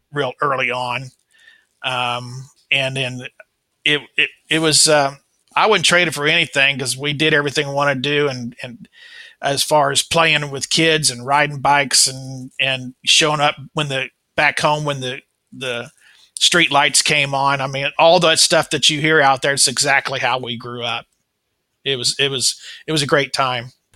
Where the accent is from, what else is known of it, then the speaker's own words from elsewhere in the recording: Kansas City, Missouri, United States; I was born in uh, 1959 in Kansas City, Missouri. Um, this is my hometown